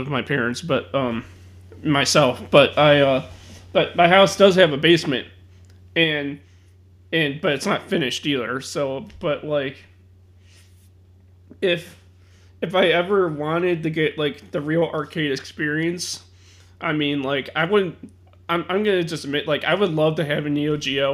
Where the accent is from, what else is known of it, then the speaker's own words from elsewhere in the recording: Chicago, Illinois, United States; I'm from Chicago, so, I mean, like, basements are all over the place